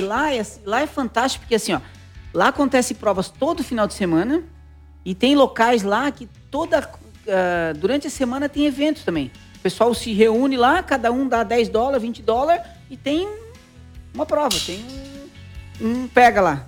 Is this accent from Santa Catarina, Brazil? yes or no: yes; Araranguá, Santa Catarina, Brazil; also born or lived in Curitiba; Eu me considero de Araranguá, né? Eu nasci em Curitiba, mas eu só nasci lá, né? Eu fui feito em Araranguá, né? A minha infância toda passei em Araranguá